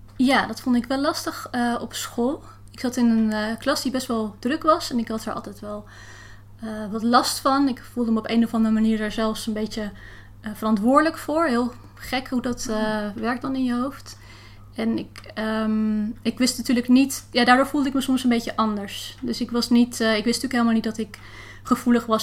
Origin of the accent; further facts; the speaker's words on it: Heemstede, North Holland, Netherlands; now in Haarlem, Netherlands; Ik woon in Haarlem en ik ben eh, opgegroeid in Heemstede